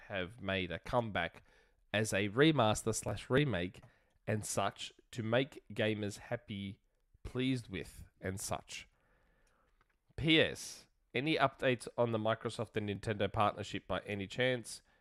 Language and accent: English; Australia; I'm Australian